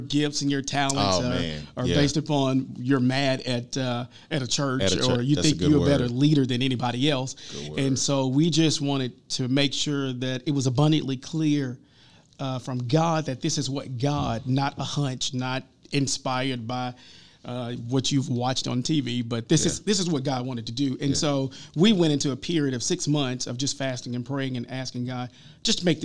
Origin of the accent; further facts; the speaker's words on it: Forrest City, Arkansas, United States; moved away; I was from Forrest City